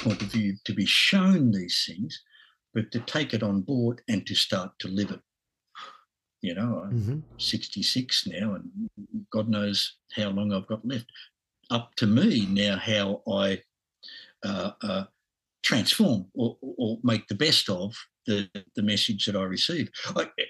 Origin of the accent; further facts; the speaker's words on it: Australia; accent: Aussie; my Aussie accent